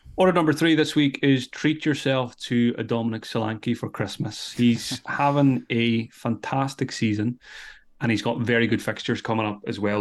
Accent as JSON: {"language": "English", "country": "Ireland", "said": "I'm Irish"}